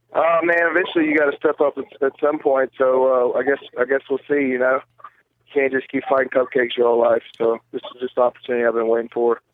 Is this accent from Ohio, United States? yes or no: no; Mississippi, United States; we come from Mississippi